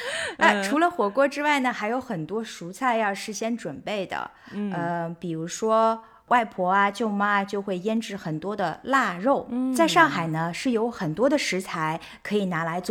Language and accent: Chinese; Shanghai, China; 首先呢，因为我爸妈是知青嘛，所以他们其实是每到了过年才能够从外地回到上海，所以最开心的一件事情当然是爸爸妈妈回家了嘛。我就记得就是以前上海